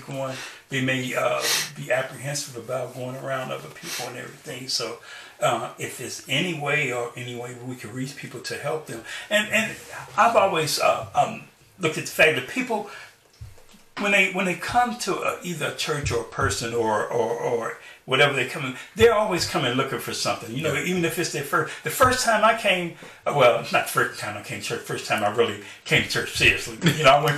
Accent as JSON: {"language": "English", "town": "Chicago", "region": "Illinois", "country": "United States", "tie": "born or raised there", "said": "I grew up in Chicago"}